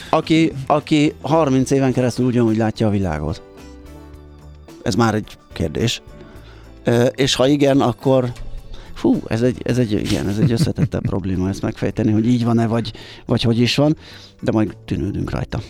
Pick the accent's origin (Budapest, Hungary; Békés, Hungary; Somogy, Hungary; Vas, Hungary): Budapest, Hungary; én belvárosi gyerekként ott nőttem fel a hatodik kerületbe a, a nagykörút, kiskörút között a Király utcába